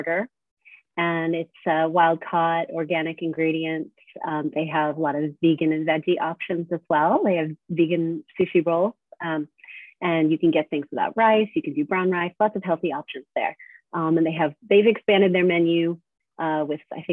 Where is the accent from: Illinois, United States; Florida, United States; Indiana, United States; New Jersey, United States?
Florida, United States; South; moved away as an adult; also born or lived in New York State / Tennessee; now in Nashville, United States; I basically grew up in the South Florida area